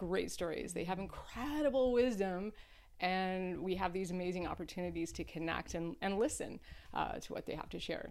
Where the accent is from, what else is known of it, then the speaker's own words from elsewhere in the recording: Nova Scotia, Canada; moved away; I grew up on the East Coast of Canada